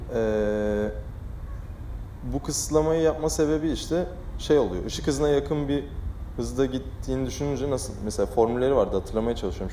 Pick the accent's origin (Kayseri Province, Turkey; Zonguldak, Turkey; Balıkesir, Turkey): Balıkesir, Turkey